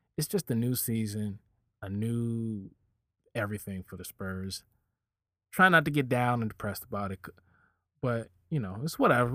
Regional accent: Virginia, United States; I'm from Virginia.

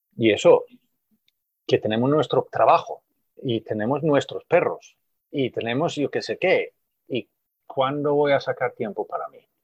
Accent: Sweden; now in Spain; volver a mi país de origen

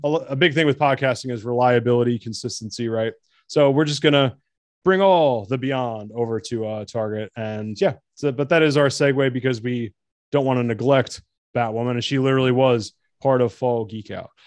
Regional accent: New Jersey, United States; I'm from New Jersey

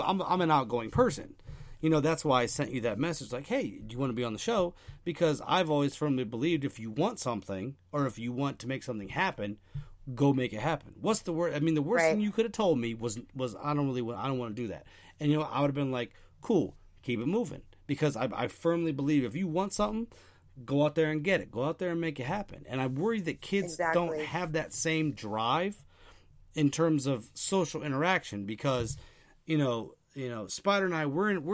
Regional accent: Ohio, United States; I'm from Ohio

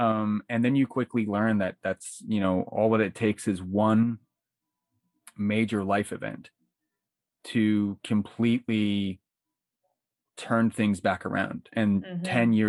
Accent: New Port Richey, Florida, United States; So yeah, I grew up, I was born and raised in Newport Richey, Florida, which is in Pasco County.

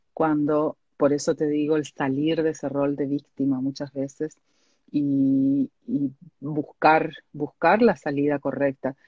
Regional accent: Argentina; moved away; yo soy oriunda de Argentina

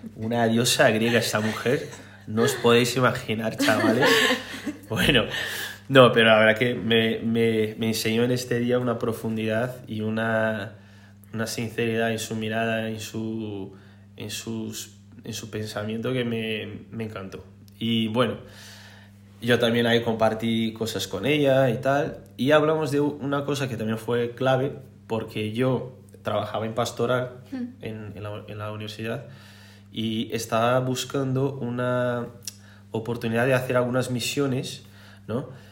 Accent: Brazil; Spanish is a second language; moved away as an adult; now in Spain; Soy brasileño, brasileiro

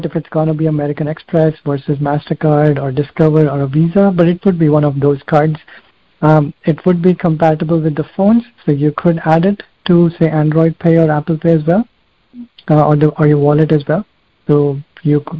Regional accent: India; I grew up in India, so I used to play cricket a lot at that time while growing up

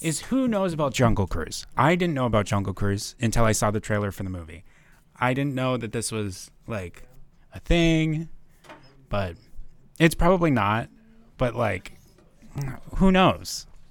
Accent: North Dakota, United States; born and raised in North Dakota

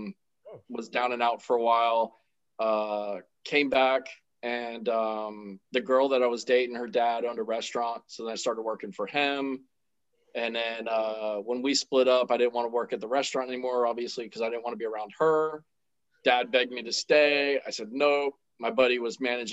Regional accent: Central Florida, United States; also born or lived in Miami, Florida; I was born in Miami. And then we moved up here to Central Florida when I was, like middle school age. And then I've been here the whole time.

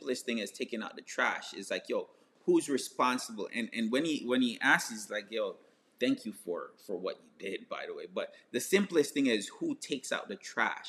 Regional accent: Jamaica; moved away; I grew up in Jamaica

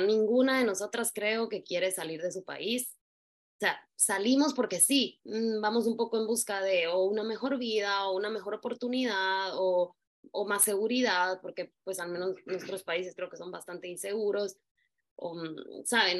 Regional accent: Guatemala; moved away as an adult; also born or lived in New York / Russia / Italy / Spain; Soy guatemalteca

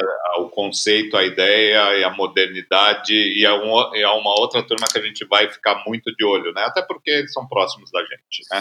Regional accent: São Paulo, Brazil; Pra gente que é paulista

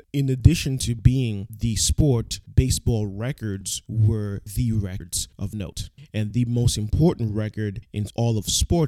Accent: New York, United States; as a New Yorker

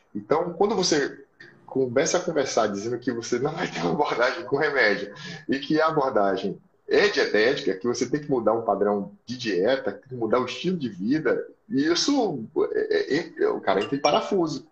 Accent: Itabuna, Bahia, Brazil; also born or lived in Salvador / Petrópolis / São Paulo; fui nasci em Salvador, mas fui criado aqui na em Itabuna

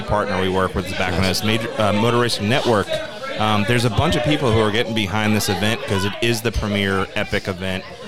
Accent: Long Island, New York, United States; I grew up on Long Island

